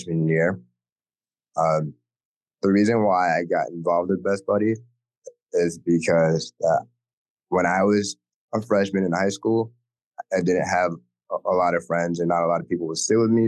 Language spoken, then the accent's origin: English; Newport, Rhode Island, United States; I'm from Newport